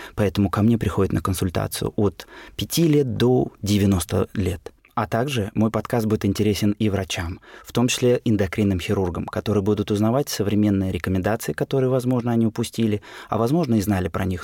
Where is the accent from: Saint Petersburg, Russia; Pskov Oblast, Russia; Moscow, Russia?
Saint Petersburg, Russia; Родился в Ленинграде, работаю в Санкт-Петербурге